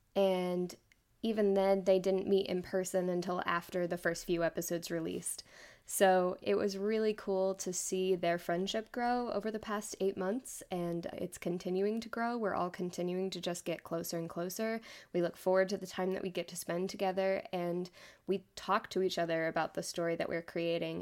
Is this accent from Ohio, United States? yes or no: no; Austin, Texas, United States; moved away as an adult; now in West Texas, United States; I grew up in Austin, Texas.